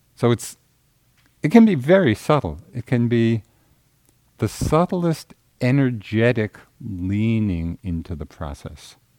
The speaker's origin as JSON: {"language": "English", "region": "Central Massachusetts", "country": "United States", "said": "I'm from Central Mass."}